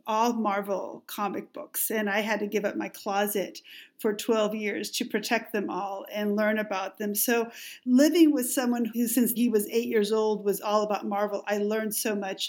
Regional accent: Mexico; English is a second language; moved away; growing up in Mexico

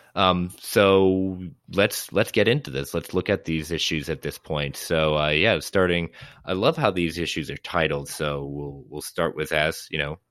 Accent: Connecticut, United States; Stamford, Connecticut, my home state

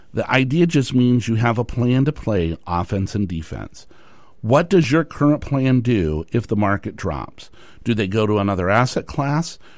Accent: Tucson, Arizona, United States; moved away; I grew up in Tucson, Arizona, and then I moved up here

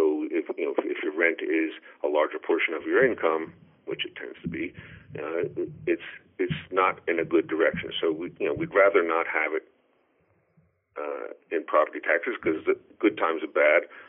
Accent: Pennsylvania, United States; now in New Jersey, United States; when I was raised in Pennsylvania

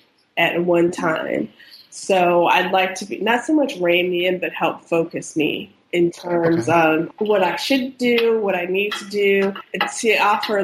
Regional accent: close to the Outer Banks, North Carolina, United States; I grew up in North Carolina, close to the Outer Banks

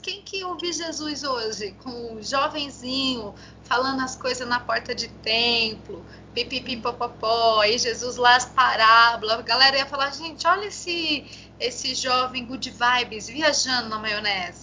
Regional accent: Brazil; nós enfrentamos como brasileiros

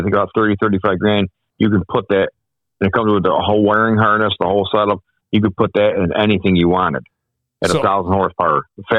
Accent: Newark, New York, United States; Born and raised in Newark.

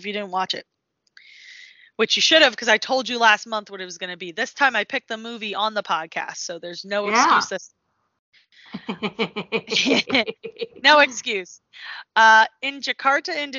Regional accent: United States; We're American

